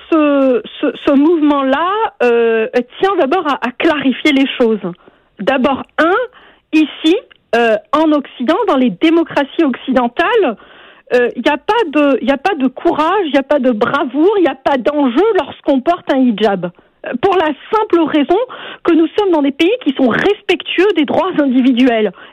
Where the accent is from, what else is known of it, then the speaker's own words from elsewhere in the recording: Algeria; now in Canada; je viens moi-même d'Algérie